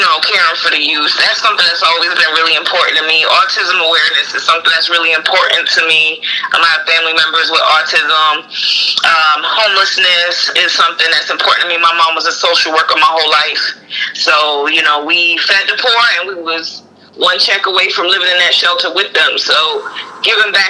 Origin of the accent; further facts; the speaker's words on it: New Jersey, United States; now in Raleigh, United States; I'm from Jersey originally